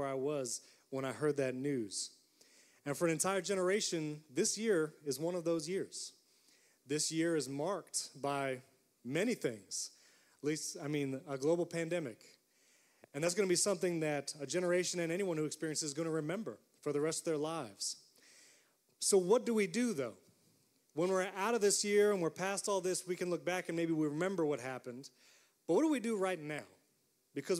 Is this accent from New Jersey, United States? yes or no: no; upstate New York, United States; moved away as an adult; also born or lived in Florida; I grew up in New York. I grew up in upstate New York